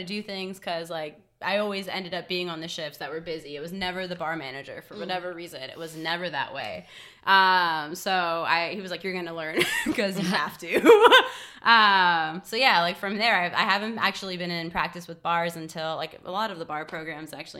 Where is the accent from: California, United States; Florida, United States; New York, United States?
California, United States; Los Angeles; I'm really actually from the Valley, San Fernando Valley, more specifically Chatsworth